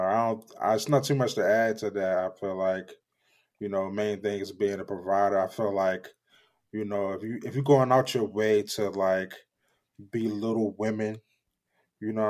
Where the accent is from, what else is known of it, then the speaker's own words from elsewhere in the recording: Baltimore, Maryland, United States; I'm from Baltimore